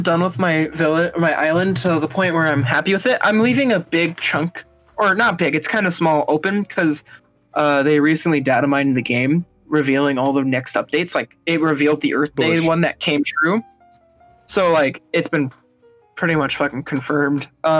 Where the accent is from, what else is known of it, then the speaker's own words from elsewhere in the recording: Minnesota, United States; But I grew up in a smaller city in Minnesota, actually. So I was born there and I've moved back and forth in such.